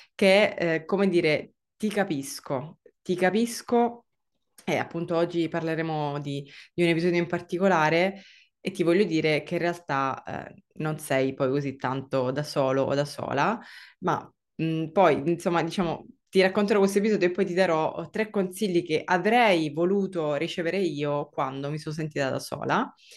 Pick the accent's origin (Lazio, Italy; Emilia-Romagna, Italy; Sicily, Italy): Sicily, Italy; moved away as an adult; also born or lived in Milan; io tra l'altro sono siciliana